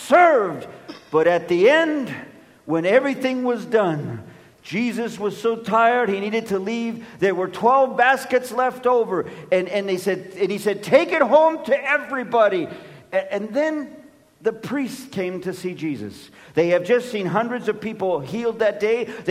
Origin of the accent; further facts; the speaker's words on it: Los Angeles, California, United States; I'm of Mexican descent, and when I was born and raised in Los Angeles